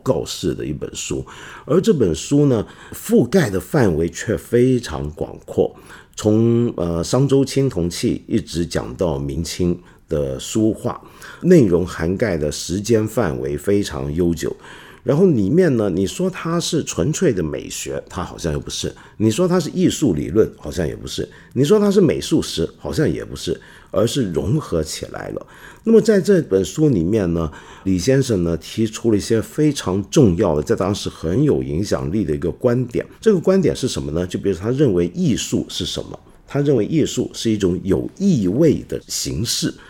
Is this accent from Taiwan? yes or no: no; China; 来关心我们中国人都该关心的大事儿。